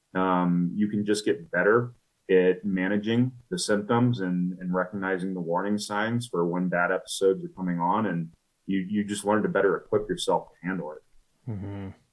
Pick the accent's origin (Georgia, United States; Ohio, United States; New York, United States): Georgia, United States; Atlanta; moved away as an adult; now in Denver, United States; I grew up in Atlanta